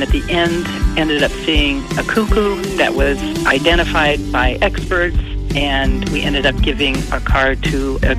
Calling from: Anchorage, Alaska, United States; I'm calling from Anchorage, Alaska.

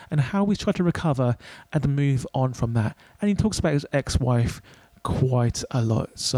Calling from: London, United Kingdom; I'm in London right now. I'm calling you from London.

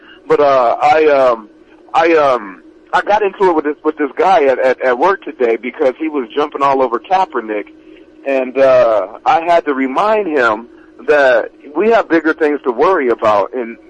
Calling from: Apple Valley, California, United States; I'm calling from Apple Valley, California

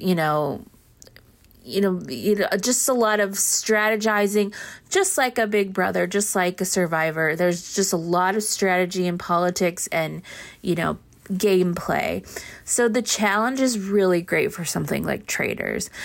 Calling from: Austin, Texas, United States; I'm calling from Austin

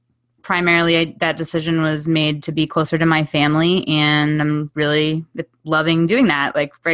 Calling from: Somers Point, New Jersey, United States; I am in Summers Point, New Jersey, which is about 50 minutes east of Philadelphia and about 15 minutes south of Atlantic City.

